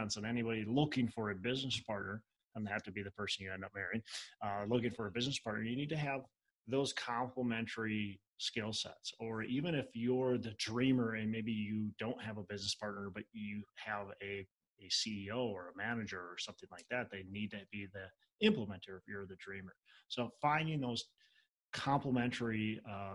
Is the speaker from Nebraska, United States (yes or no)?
no; Minnesota, United States; I'm from Minnesota, so I get cold